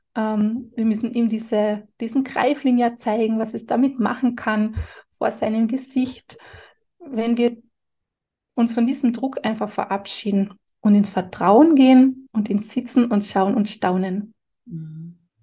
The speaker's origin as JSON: {"language": "German", "region": "Carinthia", "country": "Austria", "said": "Bei uns in Kärnten sagt man, Heferlan und Tscherpen und Schisserlan"}